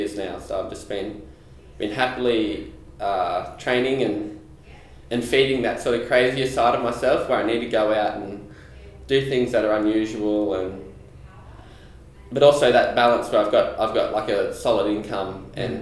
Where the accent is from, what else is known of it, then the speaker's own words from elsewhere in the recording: Dubbo, New South Wales, Australia; moved away as an adult; I'm originally from Dubbo. I grew up out there. I spent the first 20 years of my life out there.